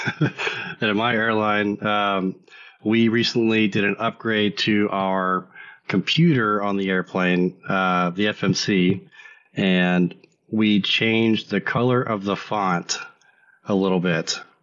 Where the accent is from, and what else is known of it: United States